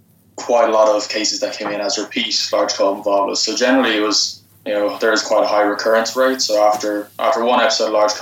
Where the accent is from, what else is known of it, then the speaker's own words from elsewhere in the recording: Dublin, Leinster, Ireland; moved away as an adult; also born or lived in Lexington, Kentucky / University of Georgia; now in United States; I'm from Dublin in Ireland.